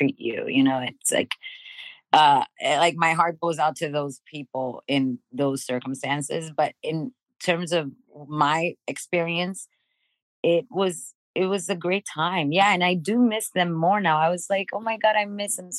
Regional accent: Miami, Florida, United States; moved away as an adult; also born or lived in Dominican Republic / Kendall, Miami; now in Los Angeles, United States; I was raised in Miami. We moved to Miami when I was 5

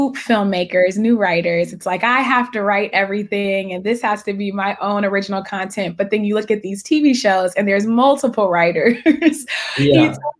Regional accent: Richmond, California, United States; I'm actually from the San Francisco Bay Area. I'm from Richmond, which is right next to Oakland. So Sacramento is like an hour away. So yeah. I love the Bay Area.

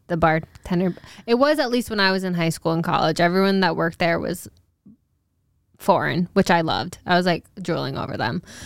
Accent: Newport, Rhode Island, United States; my hometown

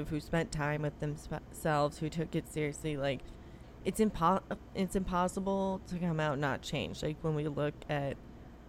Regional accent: United States; as American women

